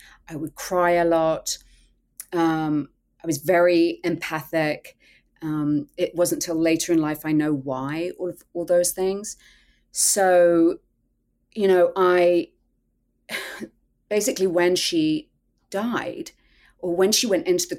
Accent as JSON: {"language": "English", "region": "England", "country": "United Kingdom", "tie": "born or raised there", "said": "I grew up in England"}